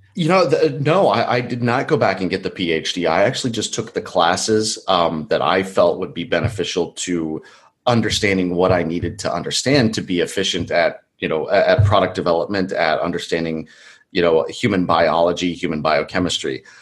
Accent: Colorado, United States; now in California, United States; I was born in Colorado and spent most of my life there

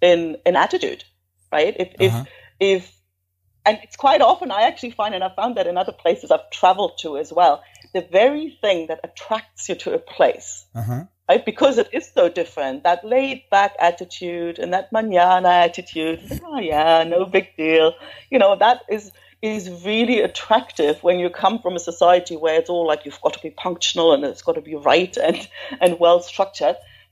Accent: East Germany, Germany; moved away as an adult; also born or lived in south of Spain; now in Spain; I'm originally from Germany. Well, actually, East Germany to be precise. And it has like that, having grown up behind the wall

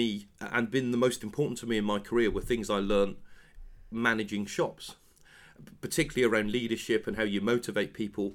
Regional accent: Penzance, South West England, United Kingdom; moved away as an adult; now in London, United Kingdom; I'm from Penzance in Cornwall

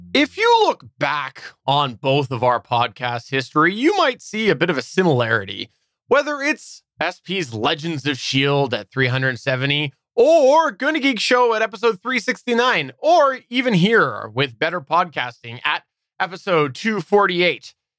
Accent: Canada; I'm Canadian

